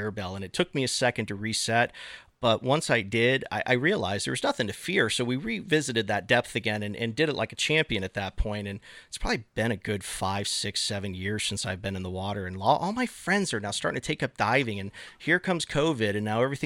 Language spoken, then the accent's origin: English; Florida, United States; growing up in Florida, I've swam in my fair share of canals and lakes